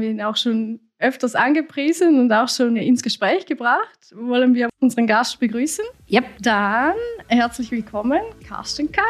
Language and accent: German; Switzerland; Ich kenne es nur aus meiner Kindheit. Ähm, bei uns in der Schweiz ist das oft so, dass in Hütten, Alphütten oder Skihütten eigentlich immer die Zigarren äh, allgegenwärtig sind